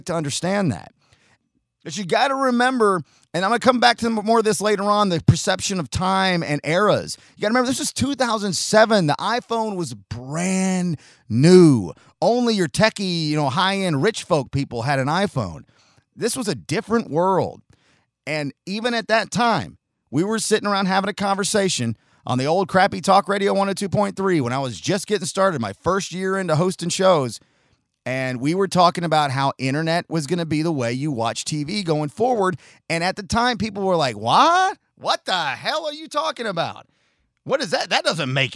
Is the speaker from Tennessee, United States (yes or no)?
yes; Chattanooga, Tennessee, United States; also born or lived in Oceanside, California; I was born in Oceanside outside of San Diego, moved into Chattanooga in 1986.